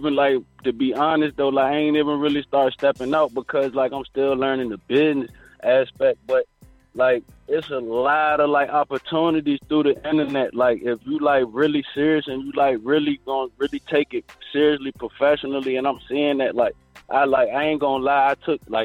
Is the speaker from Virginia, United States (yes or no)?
yes; Virginia Beach, Virginia, United States; grew up in Virginia Beach, Virginia, you know, in the inner city